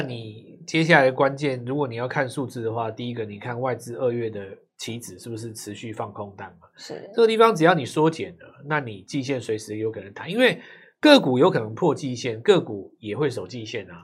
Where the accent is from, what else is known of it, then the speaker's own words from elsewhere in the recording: Taiwan; 我们台湾人